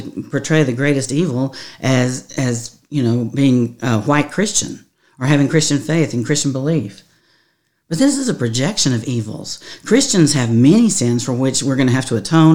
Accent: the South, United States; I'm from the South

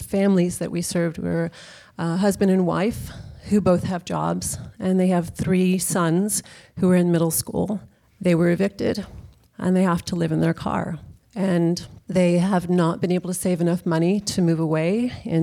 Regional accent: Texas, United States; now in San Francisco, United States; I am from Texas, where May is a very common middle name

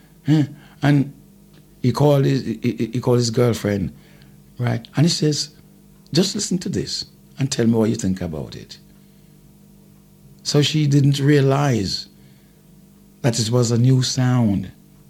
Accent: Jamaica; I've made the first album as a Jamaican artist

